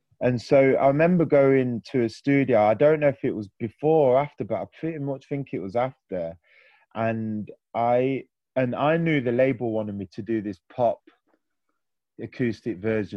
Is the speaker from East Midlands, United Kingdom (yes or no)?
yes; Nottingham, East Midlands, United Kingdom; I'm a lad from Nottingham.